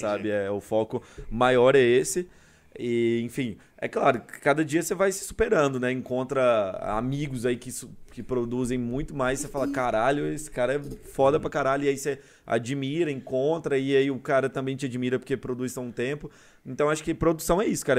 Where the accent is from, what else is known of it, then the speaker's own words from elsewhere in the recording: Goiânia, Goiás, Brazil; also born or lived in Curitiba; sou goiano mesmo. Uhum. Nasci aqui, minha família é daqui.